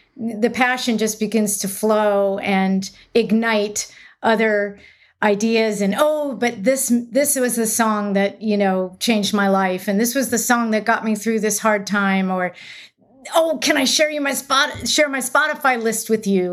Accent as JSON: {"language": "English", "town": "Los Angeles", "region": "California", "country": "United States", "tie": "born or raised there", "said": "I grew up near Santa Monica, so technically in an L A zip code"}